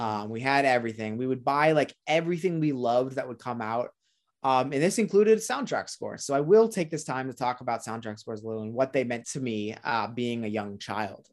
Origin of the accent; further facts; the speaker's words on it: Orange County, California, United States; I grew up and born and raised in Orange County, California